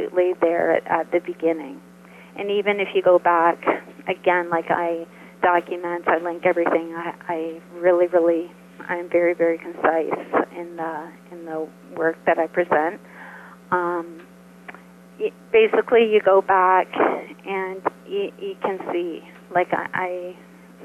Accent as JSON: {"language": "English", "country": "Canada", "said": "I'm Canadian"}